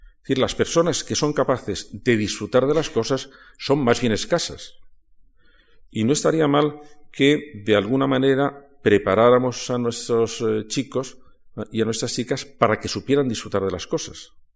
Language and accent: Spanish; Toledo, Castilla-La Mancha, Spain; Yo soy de Toledo.